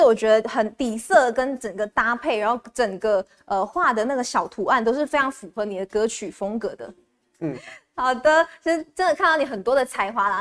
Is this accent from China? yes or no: no; Malaysia; now in Taiwan; 因为我们身为马来西亚人，然后因为疫情的关系，是没有办法回家